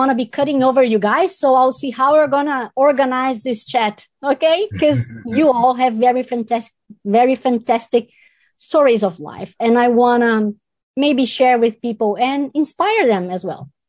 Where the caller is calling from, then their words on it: Hamilton, Waikato, New Zealand; I'm speaking from New Zealand, Hamilton.